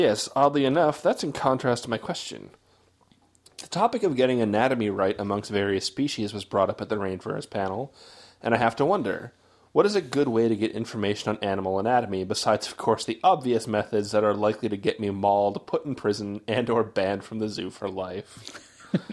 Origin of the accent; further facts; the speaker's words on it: United States